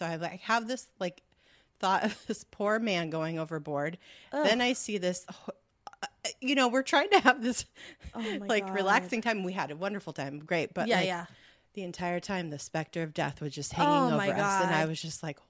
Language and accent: English; California, United States; I've never been there before. Being born and raised in Southern California.